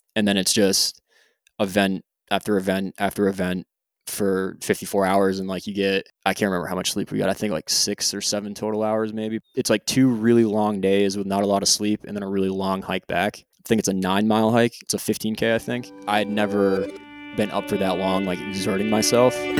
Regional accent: Hartford, United States; moved away as an adult; also born or lived in Japan; now in Jacksonville, United States; I'm originally from the Heartland, Hartford area, and I currently live in Jacksonville, Florida

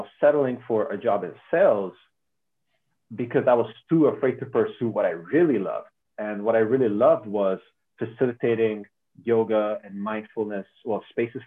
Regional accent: Hungary; I'm from Hungary

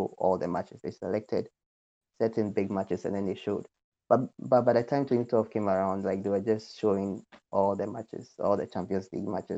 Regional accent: Ghana; growing up in Ghana

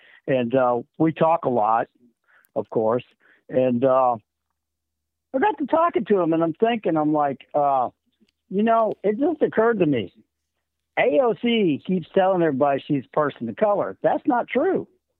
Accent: United States; also born or lived in Florida; I'm an American. My heritage is German and Russian.

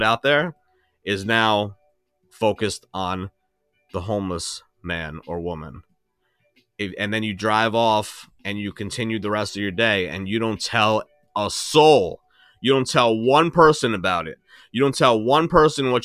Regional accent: New York, United States; I'm from New York.

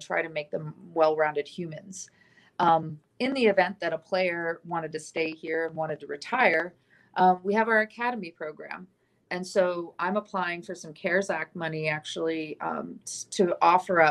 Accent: San Diego, California, United States; now in Tucson, United States; a friend of mine, actually, that I grew up with in San Diego

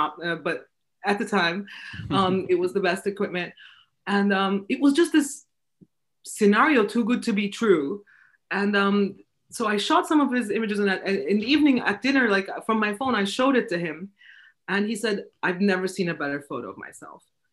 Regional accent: Istanbul, Turkey; also born or lived in Vienna; I'm from Turkey, Istanbul

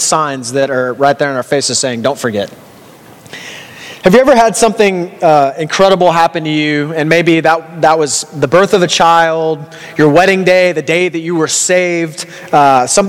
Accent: Texas, United States; now in Canada; in America, I'm from Texas

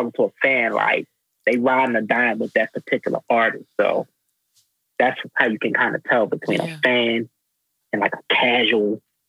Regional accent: the East, East Coast, United States; I'm from the East.

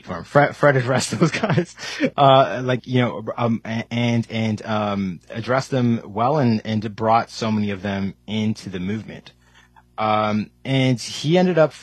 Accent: Canada; I was born in Canada, but my parents are from India

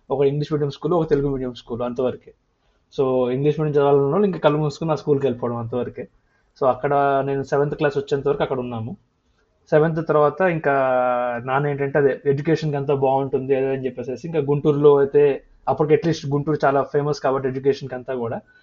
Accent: Andhra Pradesh, India; also born or lived in Jangaon, Warangal district, Telangana / Prakasam district, Andhra Pradesh / Guntur, Andhra Pradesh; మొత్తం చిన్నప్పటి నుంచి పెరిగింది ఆంధ్రలోనే

